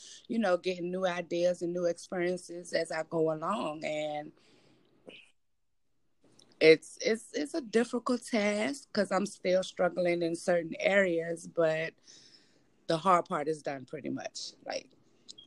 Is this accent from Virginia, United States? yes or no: yes; Richmond, Virginia, United States; born and raised in Richmond, Virginia